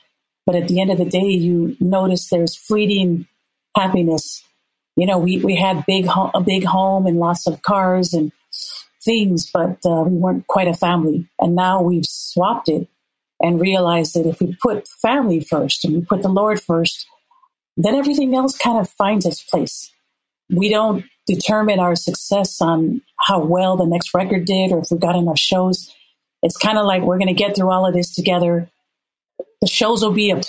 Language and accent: English; Minnesota, United States; moved away as an adult; also born or lived in La'ie, Hawaii; I grew up in Minnesota